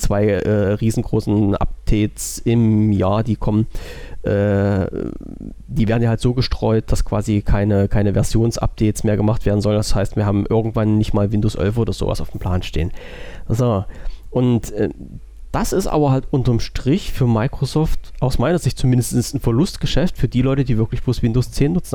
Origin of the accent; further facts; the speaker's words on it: Germany; Ich bin ja Deutscher und wohne in Deutschland